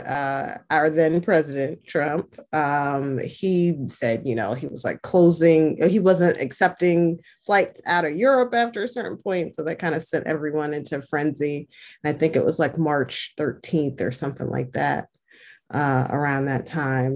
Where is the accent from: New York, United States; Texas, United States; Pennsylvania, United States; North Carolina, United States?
New York, United States; New York City; I'm from New York City, from Queens, born and raised, and I currently live in Queens.